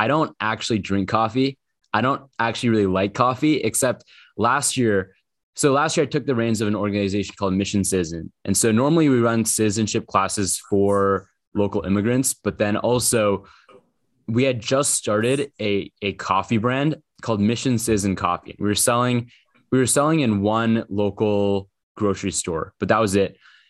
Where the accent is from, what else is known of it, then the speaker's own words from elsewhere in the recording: Portland, Oregon, United States; I'm from Portland, Oregon.